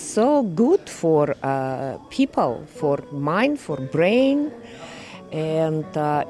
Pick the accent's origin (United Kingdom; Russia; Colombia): Russia; now in Canada; I'm originally from Russia. We came in 92.